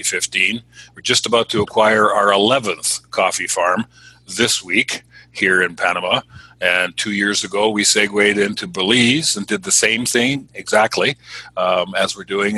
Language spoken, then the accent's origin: English; Canada; moved away as an adult; also born or lived in Southern California; I'm Canadian